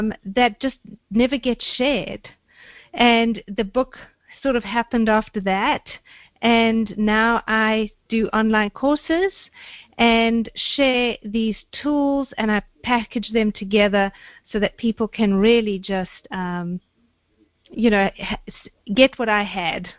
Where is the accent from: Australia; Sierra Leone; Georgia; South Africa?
South Africa; moved away as an adult; also born or lived in London; I am originally South African, born and bred, and then I got a bit of a need for adventure, so I did what all good South African girls do, and I went to London